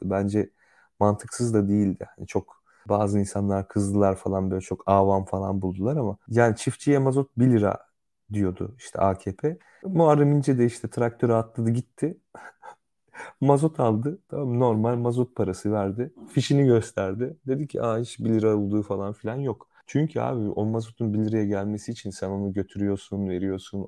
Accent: Central Anatolia, Turkey; Ben sonuçta işte bir İç Anadolu şehrinde büyüdüm

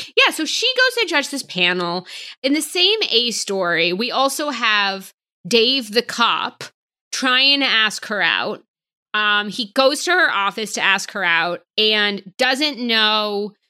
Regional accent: right outside of Boston, Massachusetts, United States; I'm from right outside of Boston.

